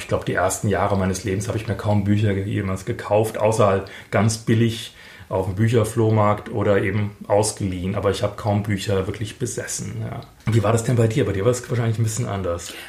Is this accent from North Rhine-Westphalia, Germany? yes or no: no; Frankfurt, Hesse, Germany; ich gehöre ja zu der seltenen Spezies von Frankfurtern, die tatsächlich hier geboren und aufgewachsen sind